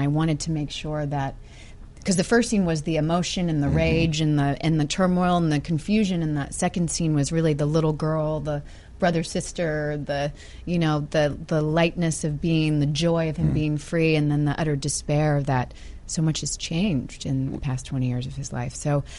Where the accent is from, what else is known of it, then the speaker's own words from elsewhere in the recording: the South, United States; accent: southern; I'm from a small southern town